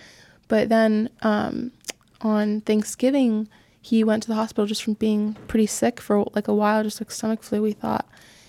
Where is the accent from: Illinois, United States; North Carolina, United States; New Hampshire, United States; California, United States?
California, United States; Orange County.